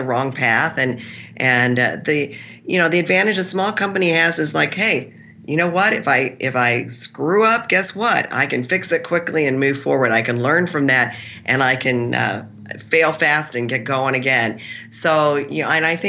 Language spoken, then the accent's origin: English; Missouri, United States; I'm from Missouri